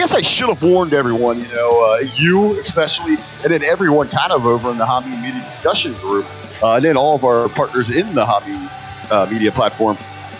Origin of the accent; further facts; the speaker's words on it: Cincinnati, Ohio, United States; my hometown city of Cincinnati